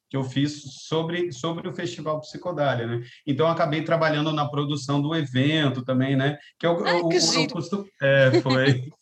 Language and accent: Portuguese; Santos, São Paulo, Brazil; born there; now in Rio de Janeiro, Brazil; eu nasci em Santos, né? No litoral de São Paulo. Depois fui para o interior de São Paulo, fui para Minas Gerais, onde eu fiz a minha faculdade de música, né? E depois fui para São Paulo capital, depois que eu vim para o Rio.